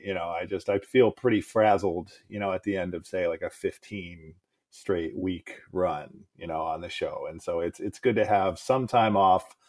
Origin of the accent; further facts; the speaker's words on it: Cleveland, Ohio, United States; also born or lived in St. Louis, Missouri / Columbus, Ohio / Oakland / New York City; I was born in Cleveland. My family moved to suburbs of St. Louis, Missouri when I was a kid and so I was eight, nine, or 10. Then we moved back to the suburbs of Cleveland, you know, about a half hour south. It's where I went to high school.